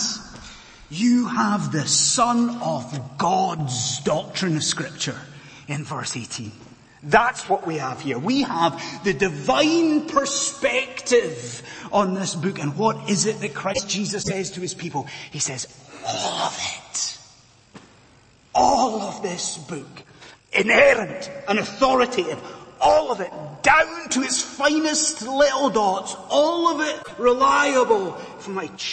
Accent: Inverness, Scotland, United Kingdom; my hometown of Inverness

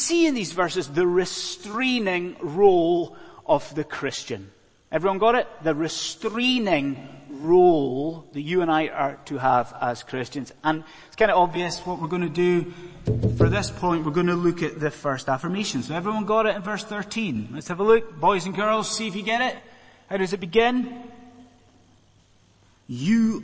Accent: Scotland, United Kingdom; moved away as an adult; now in London, United Kingdom; I'm a Scotsman

